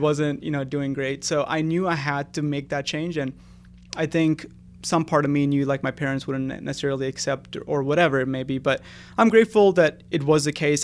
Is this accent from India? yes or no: yes; India; moved away; I was really lucky to have my dad when I was growing up in India